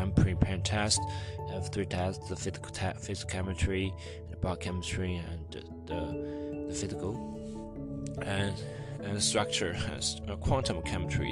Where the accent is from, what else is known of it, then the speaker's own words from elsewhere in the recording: China; first language Chinese; English is a second language; I am still Chinese, and my mother language is Chinese, and I learned English about 6 years